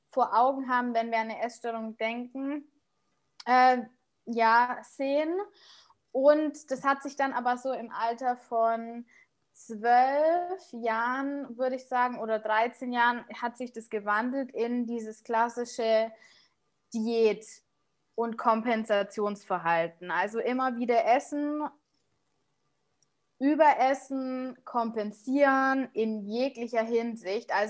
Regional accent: Munich, Bavaria, Germany; ich bin 32 jetzt und ich komme aus München, bin ähm, verheiratet

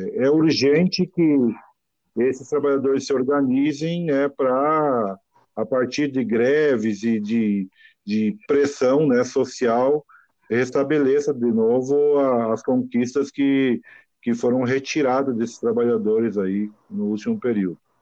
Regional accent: Novo Hamburgo, Rio Grande do Sul, Brazil; eu sou de Novo Hamburgo, uma região aqui que no passado era era local de fabricação de calçado

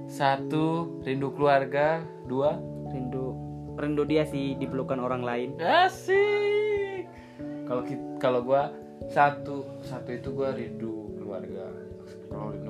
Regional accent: Central Sulawesi, Indonesia; Sulawesi Selatan, Makassar, terus Sulawesi Tengah, tentunya di Luwuk, terus naik kapal lagi semalam baru nyampe kampung gua.

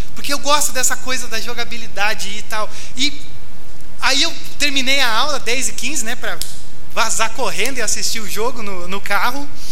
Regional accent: Porto Alegre, Rio Grande do Sul, Brazil; now in São Paulo, Brazil; eu sou de Porto Alegre, torço para o Grêmio

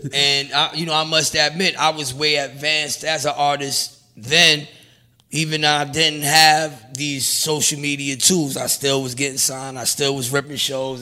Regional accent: New York City, New York, United States; I'm from Brownsville

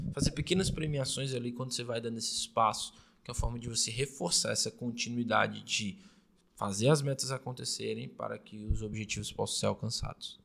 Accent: Fortaleza, Ceará, Brazil; a gente é de Fortaleza, Fortaleza. no Ceará

